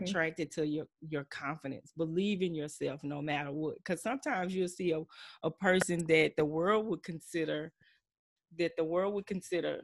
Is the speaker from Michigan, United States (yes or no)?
no; Texas, United States; I'm true Texan, true Southside